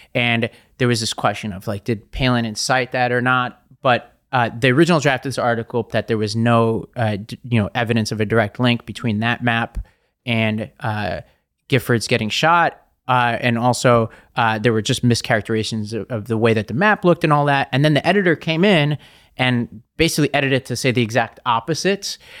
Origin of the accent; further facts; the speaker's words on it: New York City, New York, United States; I'm from Staten Island